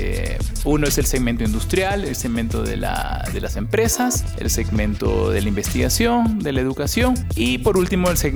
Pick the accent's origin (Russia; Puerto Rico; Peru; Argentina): Peru; now in Mexico; yo, si te habrás dado cuenta por mi acento, yo no soy mexicano, soy peruano.